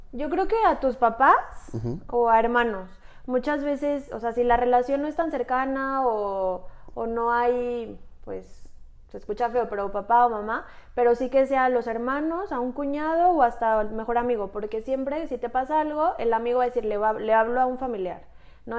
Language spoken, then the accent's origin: Spanish; Mexico; Somos mujeres mexicanas